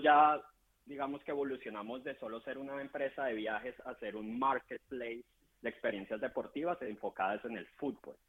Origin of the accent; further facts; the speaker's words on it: Colombia; yo soy colombiano y estoy más acostumbrado